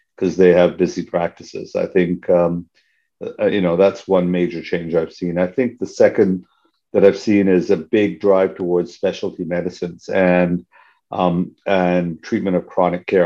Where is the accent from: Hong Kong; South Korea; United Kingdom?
Hong Kong; moved away; also born or lived in Canada; I'm a Canadian citizen, ethnically Indian, born and raised in Hong Kong